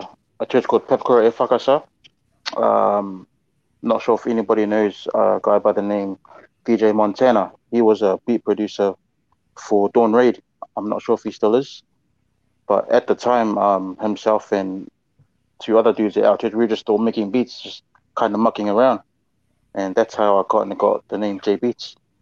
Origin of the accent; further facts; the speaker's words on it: Papakura, Auckland, New Zealand; I grew up in Papakura